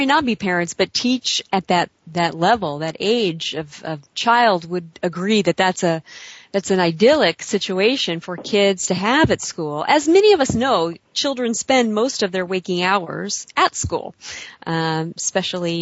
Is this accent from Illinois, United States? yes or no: yes; Illinois, United States; moved away; I'm originally from Illinois